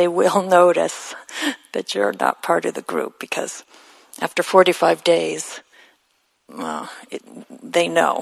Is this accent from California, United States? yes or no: yes; Los Angeles, California, United States; moved away; Los Angeles, my hometown.